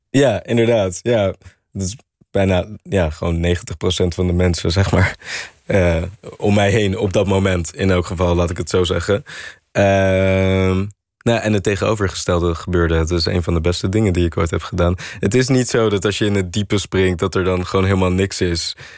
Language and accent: Dutch; Netherlands; wij als Nederlanders